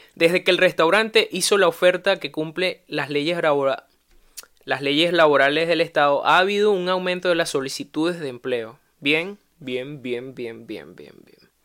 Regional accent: Venezuela; moved away; en mi propio país

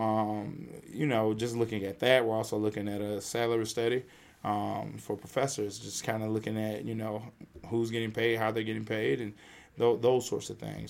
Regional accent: the South, United States; I'm, I'm a Southerner

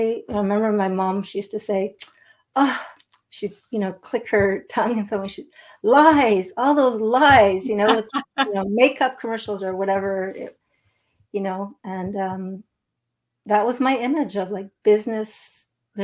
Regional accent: Montreal, Quebec, Canada; now in Eastern Townships, Canada; So I'm not far from Montreal. That's my hometown.

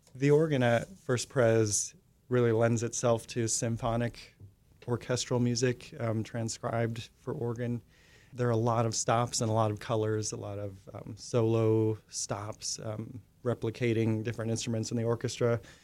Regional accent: Minnesota, United States; also born or lived in Connecticut; now in Oklahoma City, United States; I'm originally from Minnesota, actually, but I lived in Connecticut for about

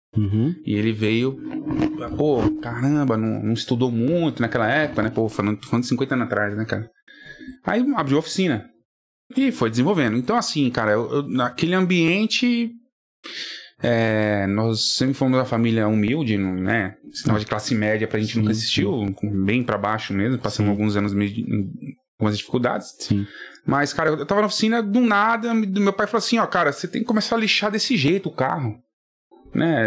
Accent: São Paulo, Brazil; eu sou natural de São Paulo mesmo, Vila Prudente

